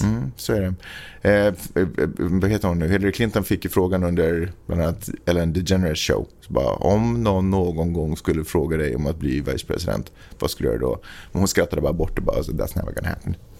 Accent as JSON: {"language": "Swedish", "town": "Stockholm", "region": "Stockholm County", "country": "Sweden", "tie": "born or raised there", "also_born_or_lived": "Finland", "moved": "as an adult", "said": "född och uppvuxen i Stockholm"}